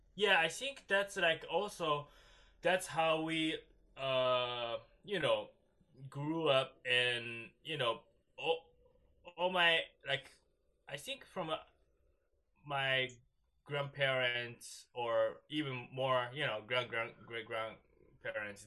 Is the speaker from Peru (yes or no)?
no; Japan; English is a second language; moved away as an adult; now in United States; I grew up in Japan that doesn't have kind of cultural thing